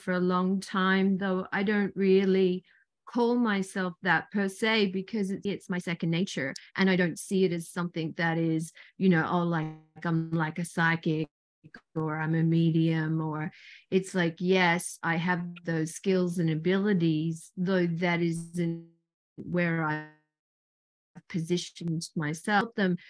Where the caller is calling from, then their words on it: New South Wales, Australia; I'm tuning in from Australia, an hour and a half south of Sydney in a place called Barrel.